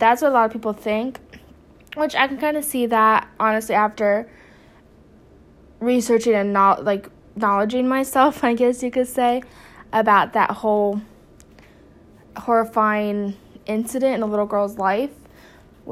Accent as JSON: {"language": "English", "region": "New Jersey", "country": "United States", "moved": "yes", "lives_now": "North Carolina, United States", "said": "I'm originally from New Jersey, but I'm in North Carolina"}